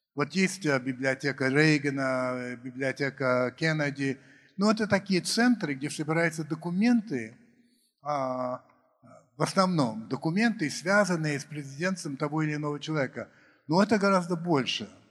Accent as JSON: {"language": "Russian", "country": "United States", "tie": "born or raised there", "moved": "yes", "said": "я рос в Америке"}